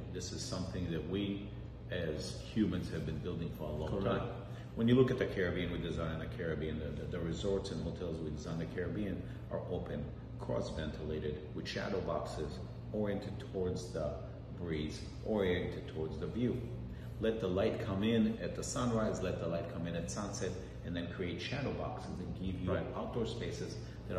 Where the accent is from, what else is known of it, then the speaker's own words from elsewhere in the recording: Minneapolis, Minnesota, United States; I grew up in Minneapolis, Minnesota